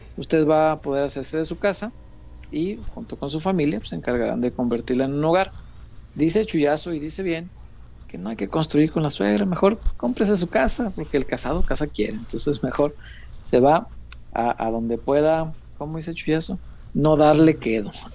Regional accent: Mexico; todos somos mexicanos

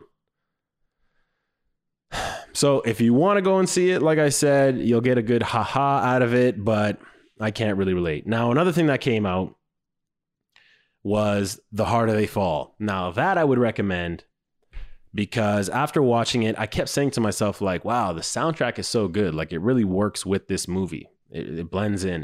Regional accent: Canada; I was raised in Canada.

